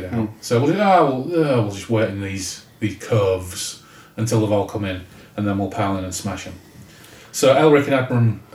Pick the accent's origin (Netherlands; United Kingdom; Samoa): United Kingdom; Hull, Yorkshire and the Humber; we're from Hull. We barely speak English anyway